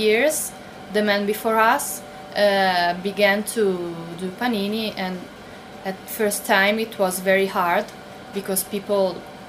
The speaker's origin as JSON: {"language": "English", "town": "Modena", "region": "Emilia-Romagna", "country": "Italy", "tie": "born or raised there", "also_born_or_lived": "near Maranello", "second_language": "English"}